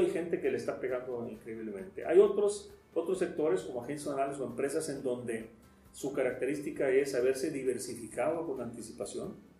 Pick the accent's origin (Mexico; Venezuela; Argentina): Mexico; nosotros como ciudadanos, como mexicanos